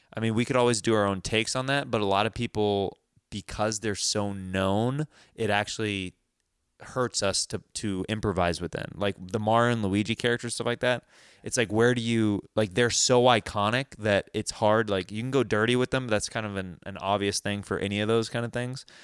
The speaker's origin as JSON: {"language": "English", "town": "Kansas City", "country": "United States", "said": "I'm from Kansas City"}